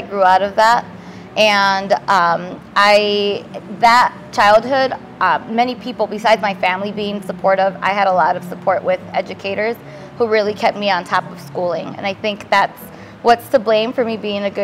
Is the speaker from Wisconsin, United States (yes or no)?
yes; Milwaukee, Wisconsin, United States; Born and raised in Milwaukee, Wisconsin, South Side